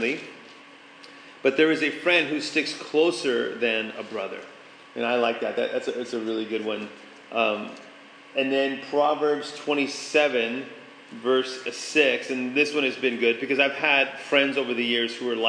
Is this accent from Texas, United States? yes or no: yes; San Antonio, Texas, United States; moved away; I grew up in San Antonio, Texas.